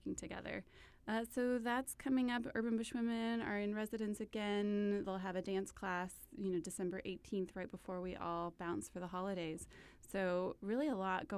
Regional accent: Texas, United States; moved away; I'm from Texas

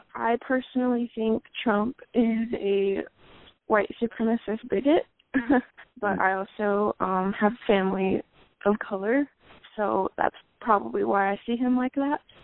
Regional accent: Bellevue, Nebraska, United States; also born or lived in Springfield, Nebraska; I'm originally from Springfield, but I grew up in Bellevue

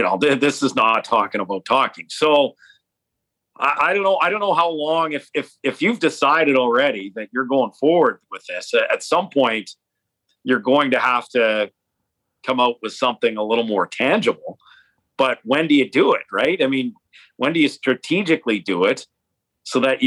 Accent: Edmonton, Alberta, Canada; I grew up in Edmonton

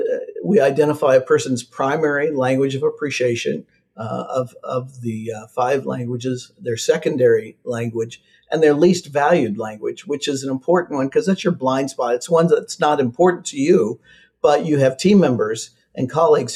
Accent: Midwest, United States; I'm from the Midwest

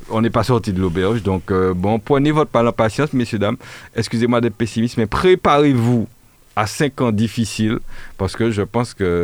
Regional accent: Martinique, France; J'ai du mal à imaginer un Français euh, y compris euh, en Martinique, puisque nous sommes français

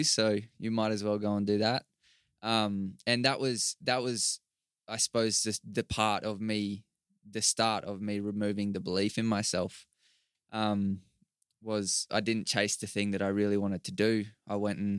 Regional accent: Toowoomba, Queensland, Australia; moved away as an adult; now in Brisbane, Australia; from Toowoomba originally, and I've only just moved down here to Brisbane in the last couple

